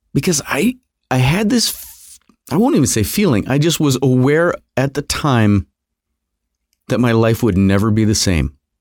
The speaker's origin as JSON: {"language": "English", "town": "Fairport", "region": "New York", "country": "United States", "tie": "born or raised there", "said": "I grew up a little here and a little there, but I always consider, uh, Fairport, New York, on the outskirts of Rochester, New York, uh, my, you know, my hometown. It's where I graduated high school. It's where I went to junior high and high school"}